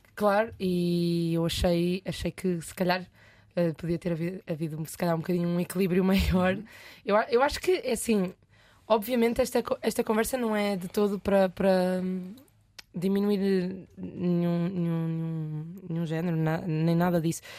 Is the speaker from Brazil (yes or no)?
no; Leiria, Leiria District, Portugal; also born or lived in France; A única vaga no conservatório em Leiria, que eu sou de Leiria